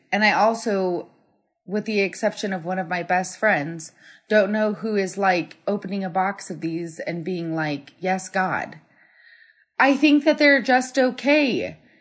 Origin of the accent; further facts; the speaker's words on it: Colorado, United States; I'm from Colorado